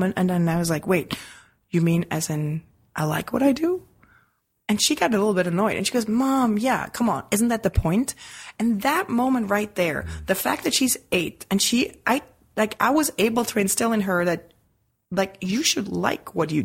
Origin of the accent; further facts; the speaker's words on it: Switzerland; moved away; as a kid growing up in Switzerland